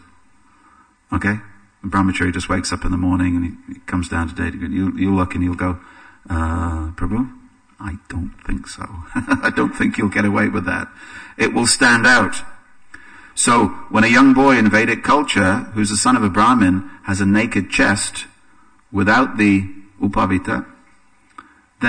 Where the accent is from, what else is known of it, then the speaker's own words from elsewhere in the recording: England, United Kingdom; for me as an Englishman